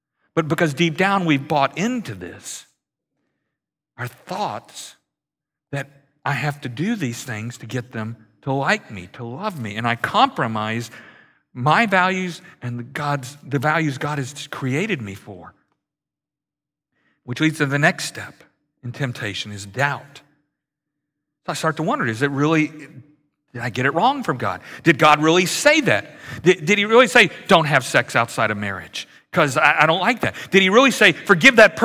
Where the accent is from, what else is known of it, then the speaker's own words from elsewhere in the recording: Louisiana, United States; moved away; I grew up in Louisiana, which is very much like Houston in the summer